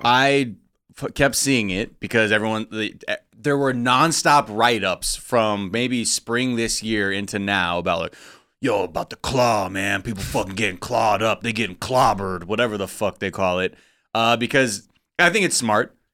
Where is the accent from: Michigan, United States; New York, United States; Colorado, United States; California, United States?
California, United States; Los Angeles; I'm from the Valley